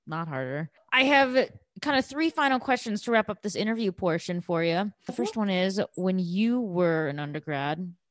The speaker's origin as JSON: {"language": "English", "town": "Chicago", "region": "Illinois", "country": "United States", "tie": "born or raised there", "moved": "as an adult", "lives_now": "Europe", "said": "growing up in Chicago"}